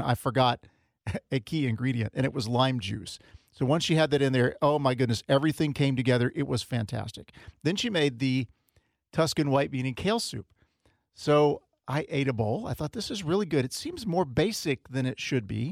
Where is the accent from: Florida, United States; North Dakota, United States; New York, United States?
Florida, United States; I grew up in Florida